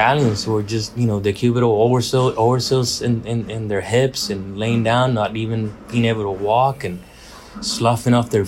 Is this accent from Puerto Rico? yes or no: yes; Puerto Rico; I was born and raised in Puerto Rico with Paso Fino horses.